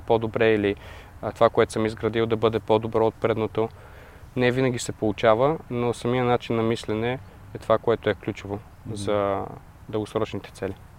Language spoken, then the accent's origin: Bulgarian; Bulgaria; also born or lived in Denmark; като българин